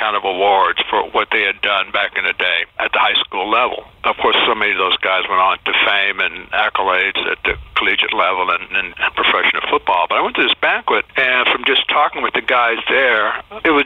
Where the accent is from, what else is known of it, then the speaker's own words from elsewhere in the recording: Houston, Texas, United States; growing up in Houston during the segregated era